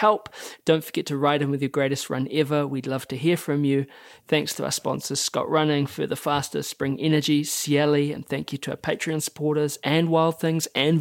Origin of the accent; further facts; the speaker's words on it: New Zealand; as a child growing up in New Zealand of that time